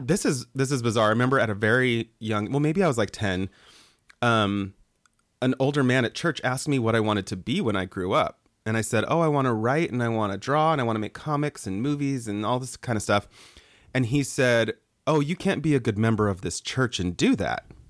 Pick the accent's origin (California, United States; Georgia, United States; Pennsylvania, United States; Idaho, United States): Idaho, United States; Boise; moved away as an adult; also born or lived in Mexico; growing up in Boise